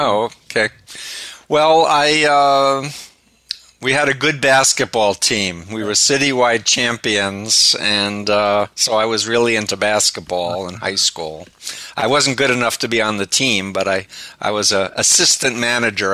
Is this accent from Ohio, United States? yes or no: no; New York City, New York, United States; I'm from Flushing, Okay. Right near Union Turnpike. And I grew up 1.3 miles from Donald Trump